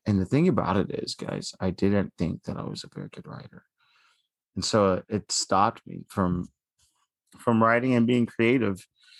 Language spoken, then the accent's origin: English; Dallas, Texas, United States; I'm from Dallas, Texas.